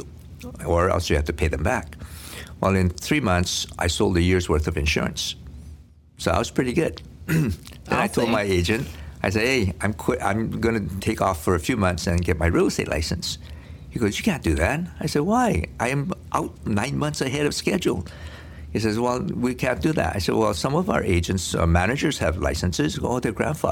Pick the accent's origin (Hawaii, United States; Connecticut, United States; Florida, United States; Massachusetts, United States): Hawaii, United States; English is a second language; I came to Hawaii when I was 8 years old.